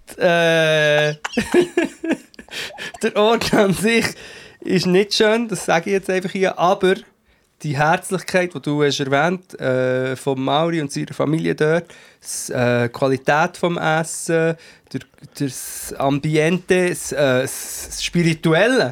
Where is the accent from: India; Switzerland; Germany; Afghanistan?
Switzerland